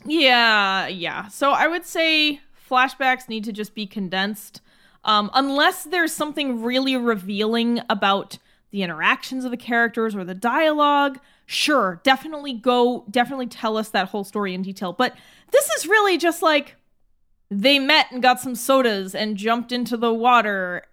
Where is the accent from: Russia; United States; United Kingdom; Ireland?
United States; as an American